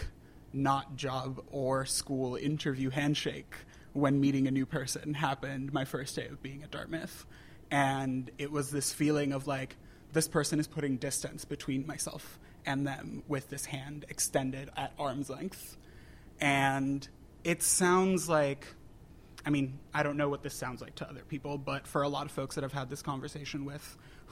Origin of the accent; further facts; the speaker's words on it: Puerto Rico; moved away as an adult; also born or lived in New Hampshire; I grew up in Puerto Rico, born and raised.